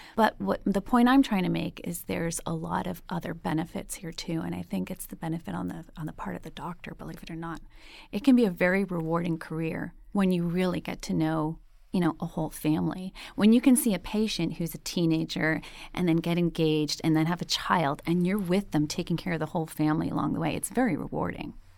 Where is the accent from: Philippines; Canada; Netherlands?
Canada; Montreal, Quebec; now in Los Angeles, United States; I'm from Montreal